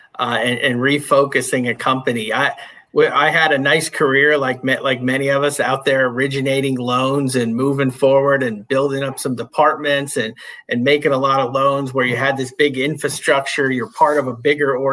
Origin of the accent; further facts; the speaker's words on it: Northeast Pennsylvania, United States; I grew up in Northeast Pennsylvania, up in the coal region